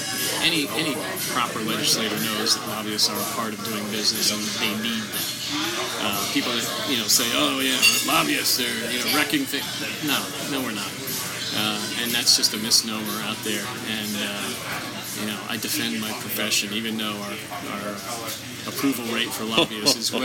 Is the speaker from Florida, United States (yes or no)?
no; Ocean City, New Jersey, United States; moved away as an adult; now in Washington, United States; I grew up just outside Ocean City, New Jersey